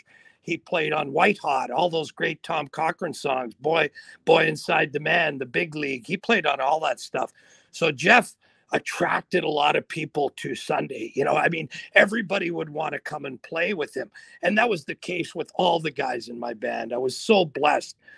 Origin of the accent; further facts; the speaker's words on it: Sault Ste. Marie, Ontario, Canada; those people I grew up with in the Sioux